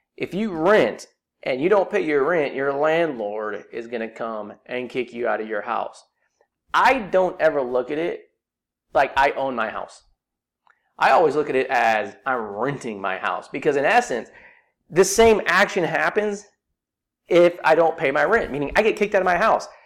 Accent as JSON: {"language": "English", "area": "Silicon Valley", "region": "California", "country": "United States", "tie": "born or raised there", "said": "I grew up in Silicon Valley"}